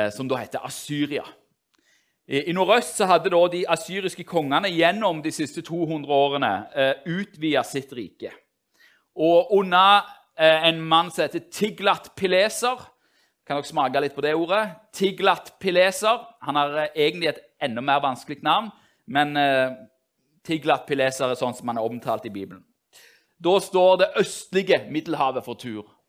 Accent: Norway; de som er oppvokst i Norge, i hvert fall sånne som meg

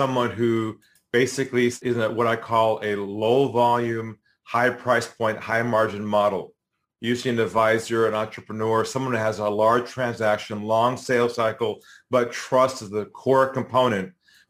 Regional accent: San Diego, California, United States; I'm originally from San Diego, California, a West Coast guy.

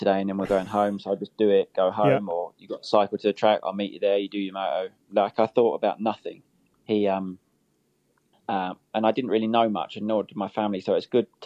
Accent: United Kingdom; also born or lived in United States; my home Grand Prix

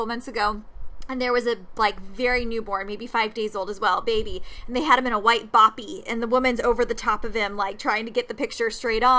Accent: San Diego, California, United States; moved away; I'm from San Diego originally

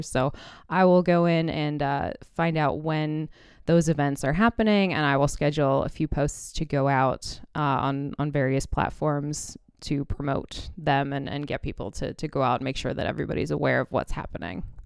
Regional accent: Indianapolis, Indiana, United States; moved away; also born or lived in New York City; I was born in Indianapolis and kind of grew up around IndyCar racing

